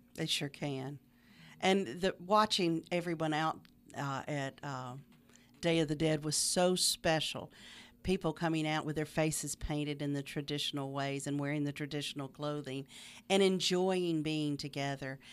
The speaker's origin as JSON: {"language": "English", "region": "Middle Tennessee", "country": "United States", "tie": "born or raised there", "also_born_or_lived": "Nashville area / Mobile, Alabama / Macon, Georgia / Mississippi", "moved": "as an adult", "lives_now": "Meridian, United States", "said": "I grew up in Middle Tennessee. Uh, lived in the Nashville area almost all my life until I remarried seventeen years ago."}